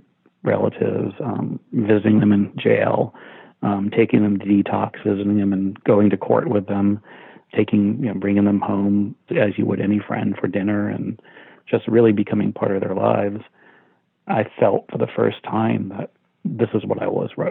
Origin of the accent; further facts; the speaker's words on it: Central Florida, United States; moved away; I grew up in a small town in the South in Central Florida, 500 people.